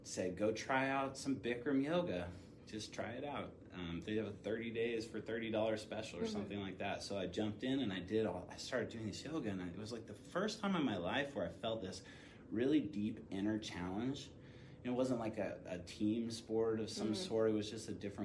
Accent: Durango, Colorado, United States; I grew up in a little town in Colorado. It's called Durango. And I was born and raised in Durango.

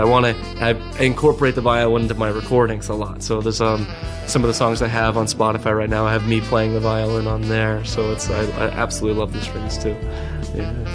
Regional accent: Cape Cod, Massachusetts, United States; moved away as an adult; now in Yonkers, United States; growing up in Cape Cod, Massachusetts

